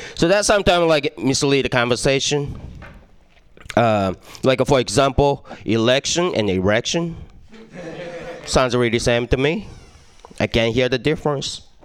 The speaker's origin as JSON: {"language": "English", "country": "Japan", "tie": "born or raised there", "second_language": "English", "moved": "yes", "said": "I was born and raised in Japan, so I mean, you hear my accent"}